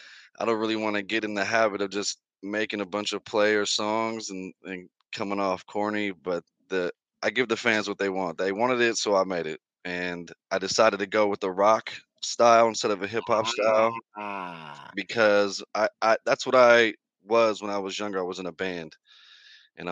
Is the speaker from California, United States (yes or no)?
yes; California, United States; I'm from Cali.